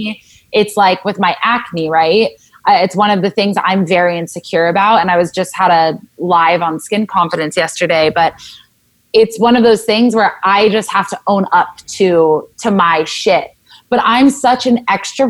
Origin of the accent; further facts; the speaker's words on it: Southern California, United States; I grew up in Southern California